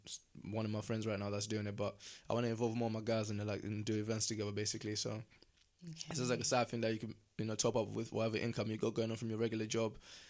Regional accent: Southampton, South East England, United Kingdom; now in Guildford, United Kingdom; because we're from South, where Southampton is like a little, it's like a little IB, it's like a little IB for in it, where it's like you got all the clubs in one place type thing.

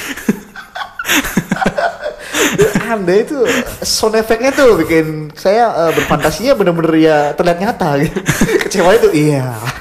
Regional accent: Cirebon, West Java, Indonesia; accent: medok; saya, eh, medok, eh. Maklum saya orang pribumi asli Cirebon

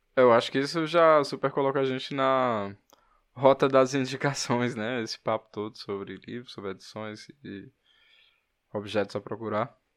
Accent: Fortaleza, Ceará, Brazil; eu sou de Fortaleza

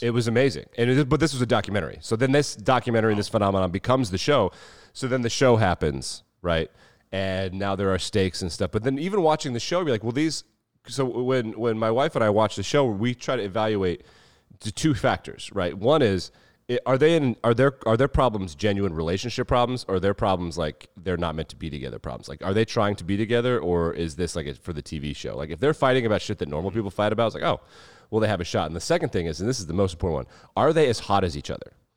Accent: Wyoming, United States; we grew up in Wyoming

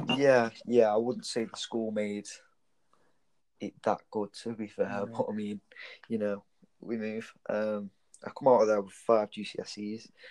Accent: Stoke-on-Trent, West Midlands, United Kingdom; I grew up in Bradwell, which is in England, Stanton. Stoke

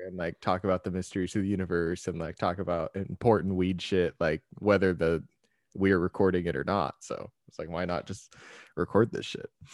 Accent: Tacoma, Washington, United States; I'm from Washington

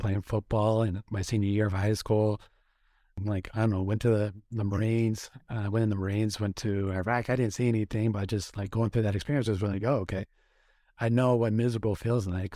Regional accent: Oregon, United States; moved away as an adult; also born or lived in Washington, D.C.; I grew up in Oregon

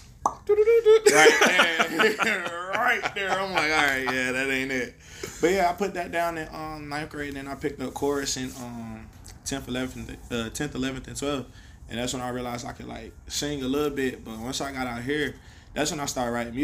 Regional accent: Winston-Salem, North Carolina, United States; born or raised there; now in Portland, United States

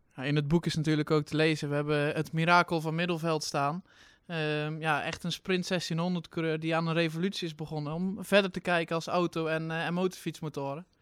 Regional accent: Drenthe, Netherlands; als Drent

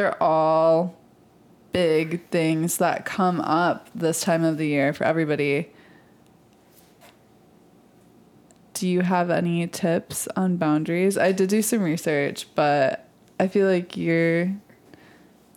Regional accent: Michigan, United States; I'm from Michigan

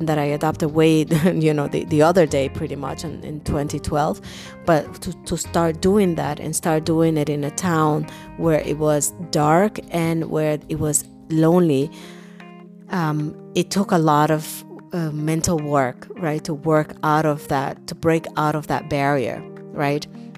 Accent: New York City, New York, United States; because I grew up in New York City, and in New York, when it's dark and it's alone, it's not necessarily where you want to be, right?

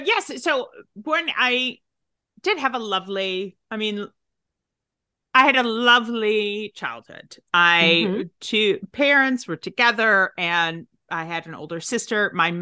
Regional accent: Tennessee, United States; accent: Southern; So I am originally from Tennessee.

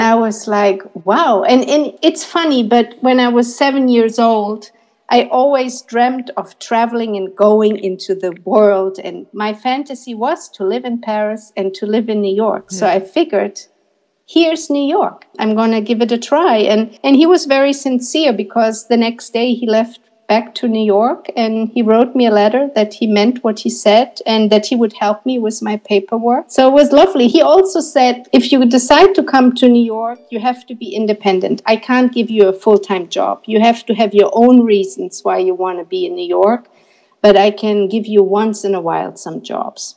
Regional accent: Berlin, Germany; I'm from Berlin and that I'm a photography student

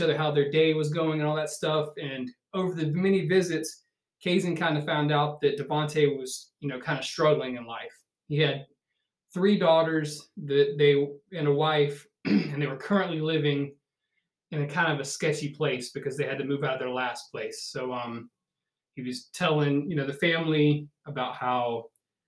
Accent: the South, United States; being born and raised in the South

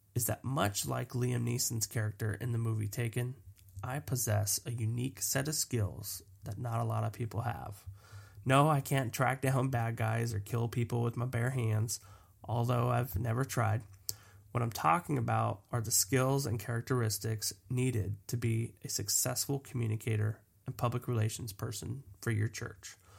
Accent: Los Angeles, California, United States; I grew up in Los Angeles

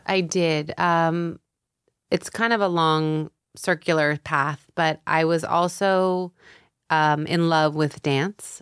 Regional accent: Tampa, Florida, United States; moved away as an adult; also born or lived in San Diego, California; now in New York, United States; I grew up half in San Diego till I was ten. And then my dad, he was a doctor and he needed a sabbatical and he uprooted us to Florida

